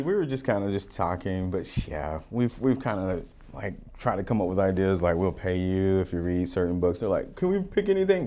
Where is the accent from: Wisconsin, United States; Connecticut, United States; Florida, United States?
Florida, United States; also born or lived in Utah / Oregon; now in Arizona, United States; I grew up in Florida